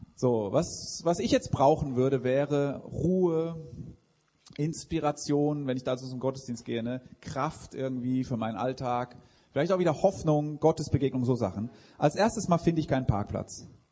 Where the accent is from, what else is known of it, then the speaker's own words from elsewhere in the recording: Switzerland; Ich komme aus der Schweiz